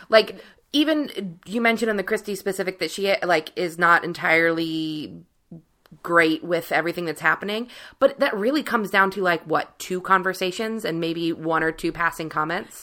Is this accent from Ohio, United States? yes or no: yes; Cincinnati, Ohio, United States; growing up in Cincinnati, Weatherington, which is like beautiful mansion houses